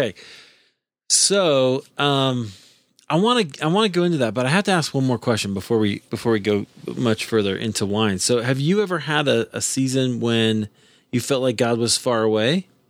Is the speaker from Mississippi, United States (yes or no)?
no; Iowa, United States; also born or lived in Chicago; now in Denver, United States; I grew up in Iowa, so you know, thoroughly American, right?